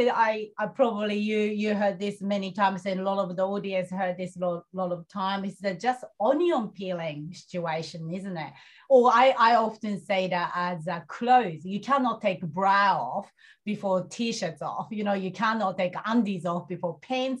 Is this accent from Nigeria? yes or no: no; Japan; moved away; I'm coming from Japan